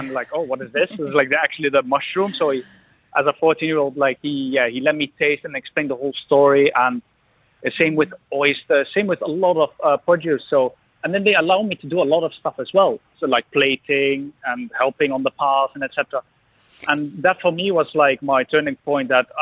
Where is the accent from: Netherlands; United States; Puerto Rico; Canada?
Netherlands; hometown with Kasteel Engelenburg, Gelderland; a massive castle in my hometown